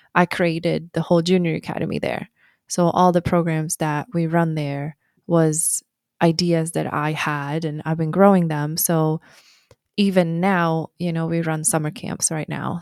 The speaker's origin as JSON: {"language": "English", "country": "Sweden", "tie": "born or raised there", "moved": "as an adult", "said": "I was born in Sweden"}